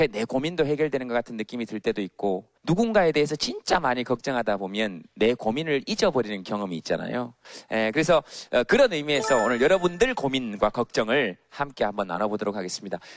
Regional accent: Suncheon, South Jeolla, South Korea; also born or lived in Goheung; 네, 순천에서. 전남 순천에서 왔어요.

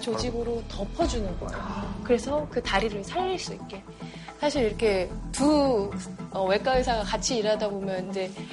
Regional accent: South Korea; 제가 한국 사람이니까

